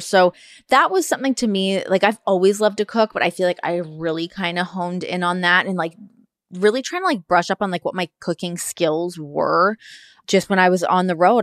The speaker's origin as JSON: {"language": "English", "town": "Toronto", "region": "Ontario", "country": "Canada", "said": "we're obviously both from Toronto"}